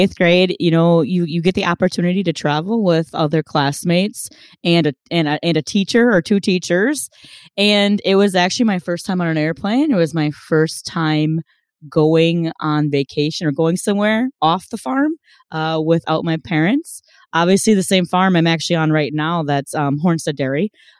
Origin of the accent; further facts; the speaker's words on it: Wisconsin, United States; I always make fun of, or I always say I'm from the East Coast of Wisconsin.